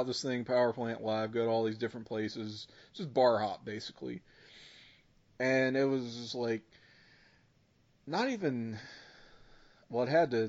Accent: Richmond, United States; I was from Richmond

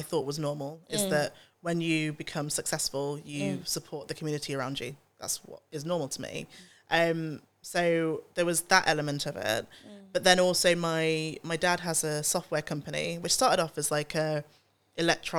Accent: Nottingham, East Midlands, United Kingdom; I grew up in Nottingham. I went to an all-white school and I was the only black child there

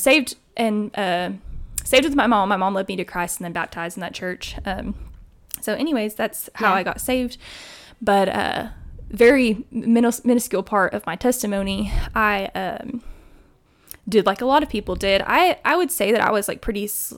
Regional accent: Tennessee, United States; also born or lived in Miami, Florida; I was raised in Tennessee.

